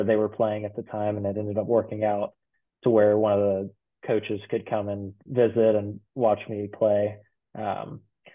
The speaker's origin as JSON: {"language": "English", "town": "College Station", "region": "Texas", "country": "United States", "tie": "born or raised there", "said": "growing up in College Station around A&M"}